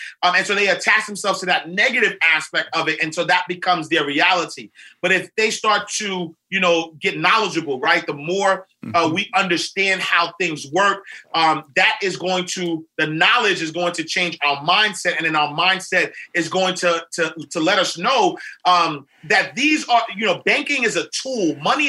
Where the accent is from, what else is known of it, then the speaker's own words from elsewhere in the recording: New York City, New York, United States; I grew up in St. Nicholas Projects in Harlem. And so, you know, black guy from Harlem who doesn't have the education that was necessary.